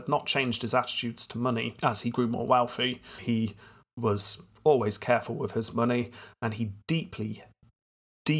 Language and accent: English; United Kingdom